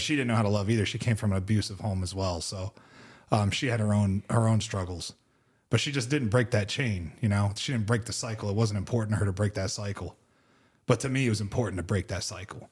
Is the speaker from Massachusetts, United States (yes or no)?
no; Pittsburgh, Pennsylvania, United States; I grew up in Pittsburgh.